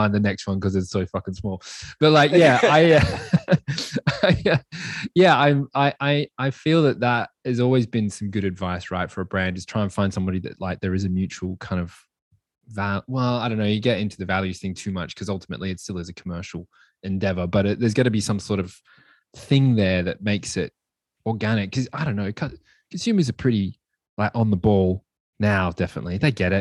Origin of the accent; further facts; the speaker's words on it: Australia; moved away; I'm originally from Australia